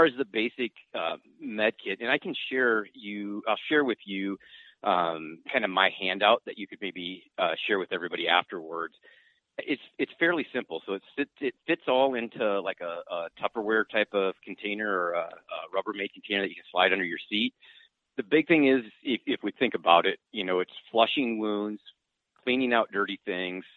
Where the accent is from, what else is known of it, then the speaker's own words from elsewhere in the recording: Northwest Iowa, United States; now in Sioux Falls, United States; I grew up in Northwest Iowa